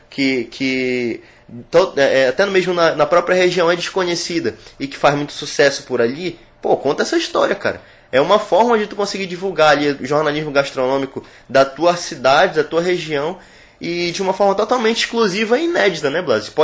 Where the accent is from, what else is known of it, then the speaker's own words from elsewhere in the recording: Amazon, Brazil; minha tataravó, minha bisavó, eu trago receitas comigo. Sou da Amazônia e tenho isso comigo.